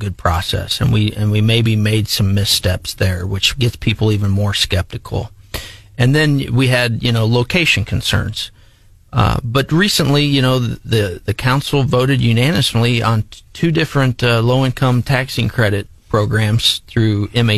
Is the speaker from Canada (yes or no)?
no; Jefferson City, Missouri, United States; also born or lived in Moberly, Missouri; back in my hometown